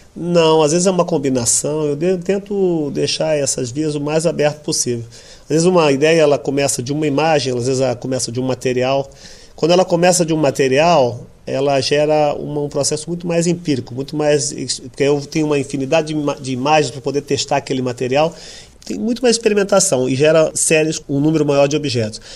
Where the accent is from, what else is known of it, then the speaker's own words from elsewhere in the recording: São Paulo, Brazil; eu venho de uma família muito humilde do Brasil, no, em São Paulo